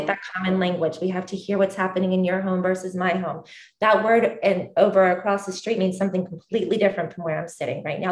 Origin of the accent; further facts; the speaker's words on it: Columbus, Georgia, United States; I am originally from the deep south in, in Columbus, Georgia